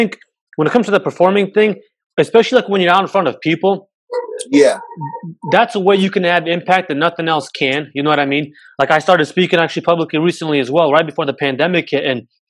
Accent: Waterloo, Iowa, United States; also born or lived in Serbia; and I'm from Serbia. I grew up in Waterloo also. And I went to West High.

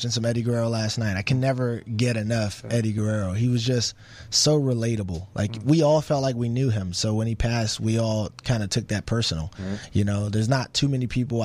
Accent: Alexandria, Virginia, United States; moved away; also born or lived in Las Vegas; I'm from Alexandria, Virginia

